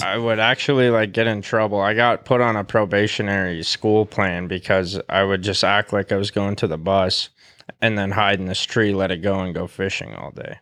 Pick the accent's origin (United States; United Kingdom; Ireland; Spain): United States; Great Falls, Montana; I was born in Great Falls